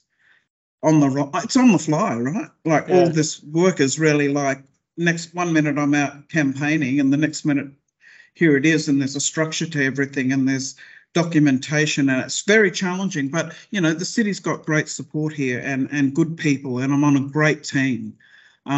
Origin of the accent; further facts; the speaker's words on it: Tweed Heads, New South Wales, Australia; also born or lived in Brisbane, Queensland; now in Sydney, Australia; I come from the Northern Rivers, Tweed Heads, Chindra, in fact. I was born in Brisbane.